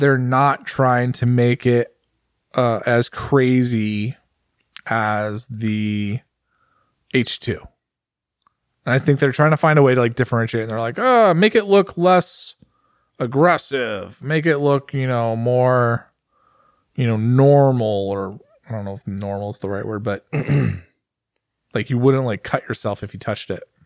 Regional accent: United States; As an American, like, and I'm a well-traveled American.

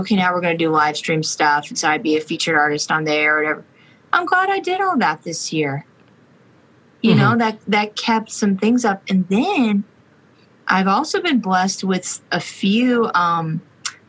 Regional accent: Florida, United States; now in Nashville, United States; Publix started in my hometown.

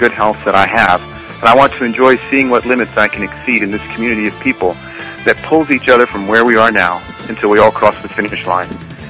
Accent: Ohio, United States; now in Houston, United States; I grew up in Ohio

